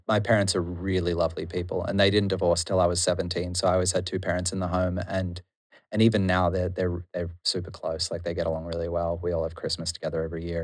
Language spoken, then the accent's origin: English; Noosa, Queensland, Australia; moved away as an adult; now in Melbourne, Australia; growing up in Noosa is boring and amazing at the same time